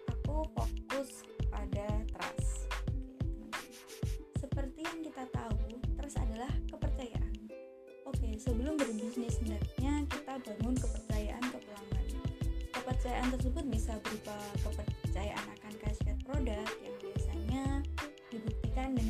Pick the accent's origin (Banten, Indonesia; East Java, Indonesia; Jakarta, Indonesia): East Java, Indonesia; Kediri; kalau di kotaku di kota kediri kita memang ada seperti komunitas UMKM gitu